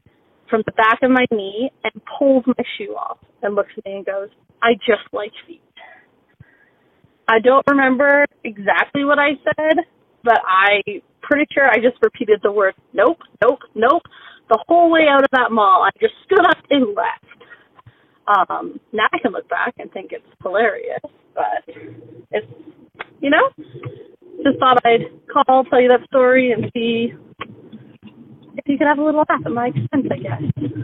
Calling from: Calgary, Alberta, Canada; I'm calling from Calgary, Alberta.

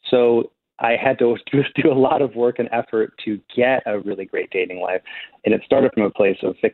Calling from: New York City, New York, United States; I'm in New York City.

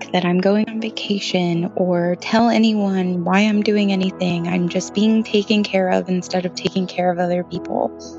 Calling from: Oklahoma, United States

